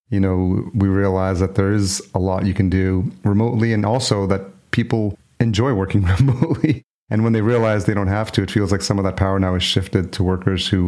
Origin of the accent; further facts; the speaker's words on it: New York, United States; moved away as an adult; also born or lived in El Salvador; now in Minneapolis, United States; Actually, I was born in El Salvador, but my parents brought me here when I was a year old. I was raised in New York, actually.